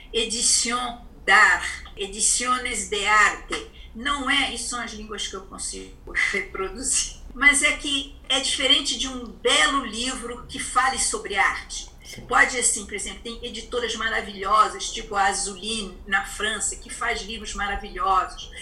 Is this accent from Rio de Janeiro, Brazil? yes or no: yes; Rio de Janeiro, Brazil; moved away as an adult; now in São Paulo, Brazil; eu montei o meu ateliê no Rio de Janeiro, que eu sou do Rio